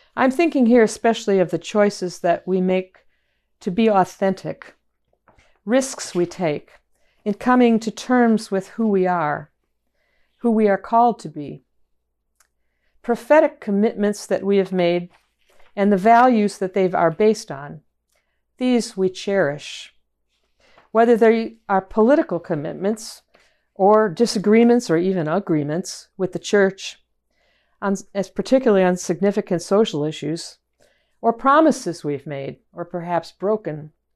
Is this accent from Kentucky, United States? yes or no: no; Chicago, Illinois, United States; moved away; also born or lived in Boston; from my hometown in Chicago